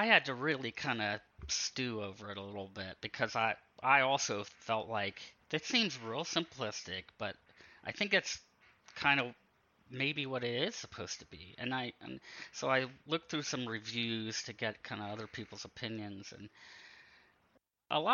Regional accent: Pennsylvania, United States; I grew up in Pennsylvania and in a real rural area

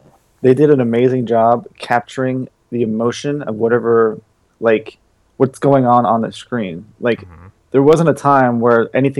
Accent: New York, United States; Man, I'm from New York.

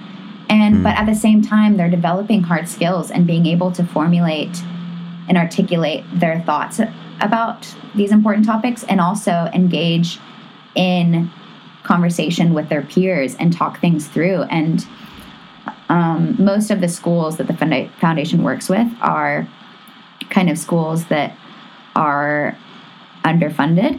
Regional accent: the South, United States; I grew up in the South

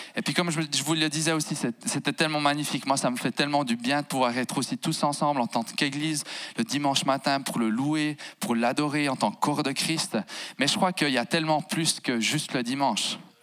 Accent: Jura bernois, Switzerland; moved away as an adult; now in Fribourg, Switzerland; J'ai grandi en fait à sansbeau val qui à mon humble avis, si on devait mettre une capitale au Jura bernois, on la poserait à Sansbeau

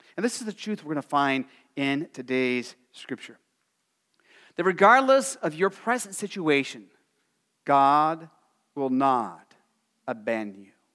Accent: Arizona, United States; growing up in Arizona

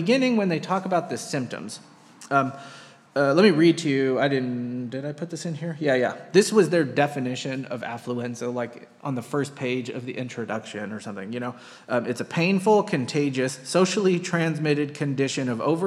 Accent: United States; Americans tend to choose money and earning over time. And that's kind of our big thing

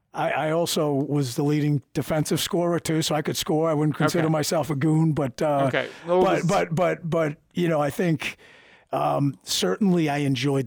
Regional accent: Boston, Massachusetts, United States; accent: Boston; moved away as an adult; also born or lived in California; growing up in Boston

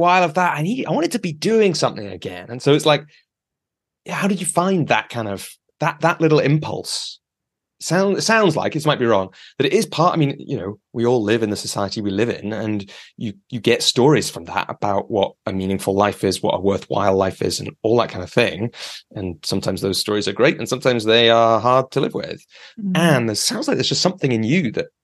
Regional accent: near Lancaster, North West England, United Kingdom; moved away; I grew up in the countryside near Lancaster

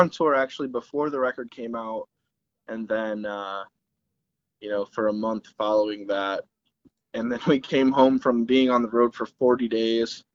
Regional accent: Detroit, Michigan, United States; we're from Detroit

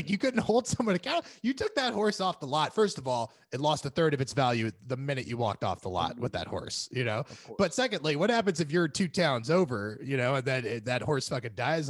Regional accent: California, United States; I do like that, like, as a Californian, when California was on fire, there was no like, hey, ring the bells, guys.

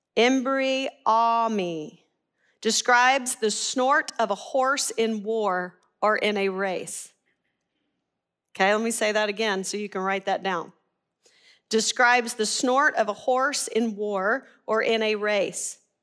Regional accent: Arkansas, United States; we're from Arkansas

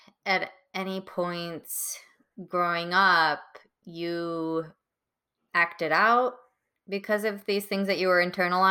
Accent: Wisconsin, United States; also born or lived in Florida, United States; Being from a small town in Wisconsin. I was born in Florida and then moved kind of all over the place.

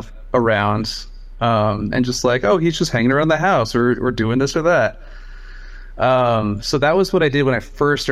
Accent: Portland, Oregon, United States; also born or lived in Taiwan; I was pretty much raised here in Portland and Beaverton, like this area.

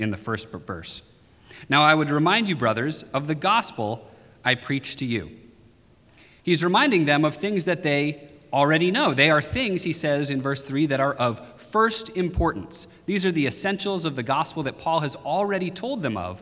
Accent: Maine, United States; When I was 12 or 13 years old, growing up in Maine

